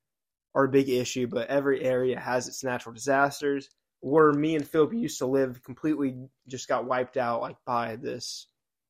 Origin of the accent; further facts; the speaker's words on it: United States; also born or lived in Florida; We are from the United States. And I do like it here.